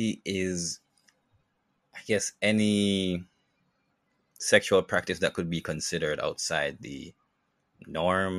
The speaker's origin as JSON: {"language": "English", "country": "Jamaica", "tie": "born or raised there", "said": "living in Jamaica"}